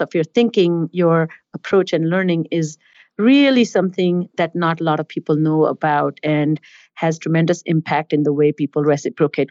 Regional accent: India; moved away; I was born and raised in India

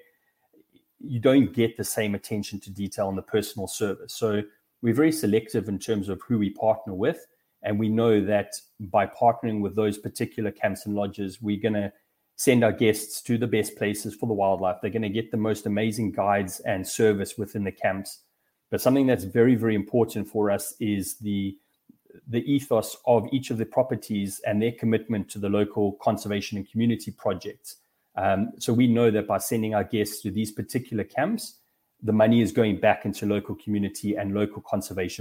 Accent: Durban, KwaZulu-Natal, South Africa; I was very lucky to grow up in South Africa. I grew up in Durban, which is up the East Coast

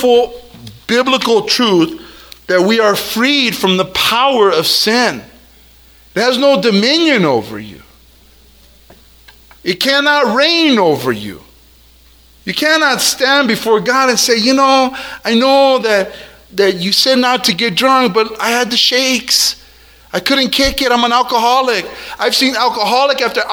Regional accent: El Monte, California, United States; I'm from El Monte

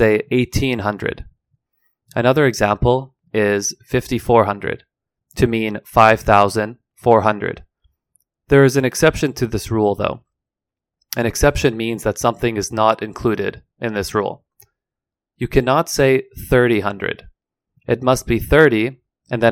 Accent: Vancouver, British Columbia, Canada; I am an English teacher from Vancouver, Canada

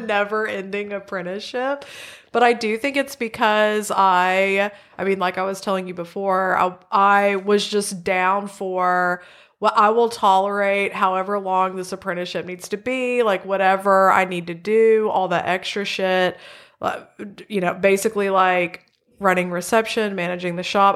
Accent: central Arkansas, United States; I grew up in Arkansas. I've always lived in central Arkansas.

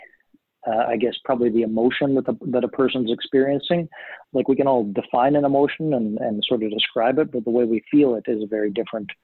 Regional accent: Canada; first language German; English is a second language; I was born here in Canada, you know, in the mid-70s

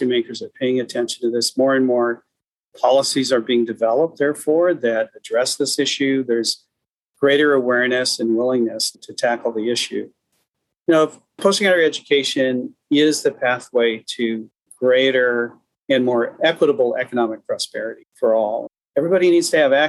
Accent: Seattle, Washington, United States; I was born in the Asian American part of Seattle called Beacon Hill. And I can remember when mom and dad tried to find a house to buy outside of Beacon Hill

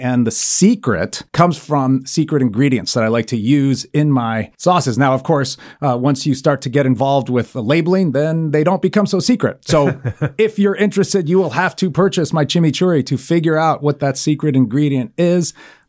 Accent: Argentina; also born or lived in Italy; I grew up in Argentina. I grew up in Italy. My father was in the Foreign Service.

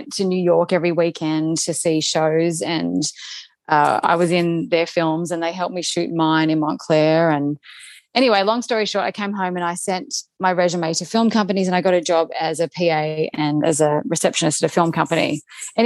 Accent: Melbourne, Victoria, Australia; moved away as an adult; also born or lived in Sweden; now in Los Angeles, United States; I am from Melbourne in Australia

